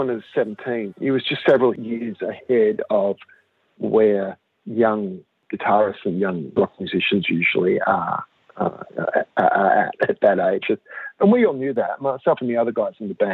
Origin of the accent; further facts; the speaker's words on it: Gold Coast, Queensland, Australia; Growing up on the Gold Coast